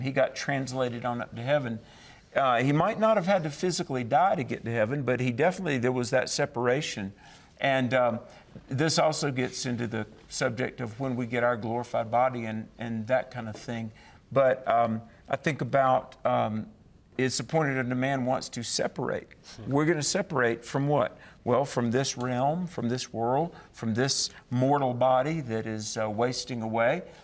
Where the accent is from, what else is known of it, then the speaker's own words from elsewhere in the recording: the South, United States; I'm from the South